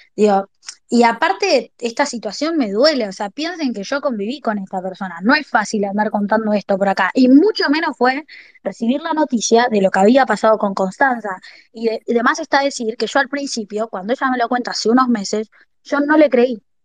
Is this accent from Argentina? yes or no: yes; La Plata, Buenos Aires Province, Argentina; moved away as an adult; now in Buenos Aires, Argentina; yo soy nacida en La Plata, y en el 20 en el 2021 se me ofrece una oportunidad importante acá en Capital para trabajar y me mudo